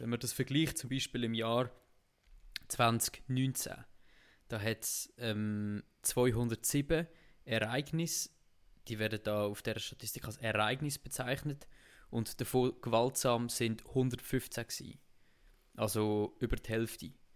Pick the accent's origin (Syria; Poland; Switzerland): Switzerland; Zug; wir sind im gleichen Kanton ja aufgewachsen